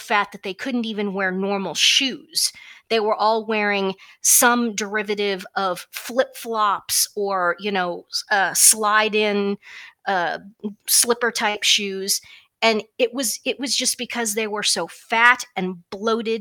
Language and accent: English; Kansas, United States; I'm from Kansas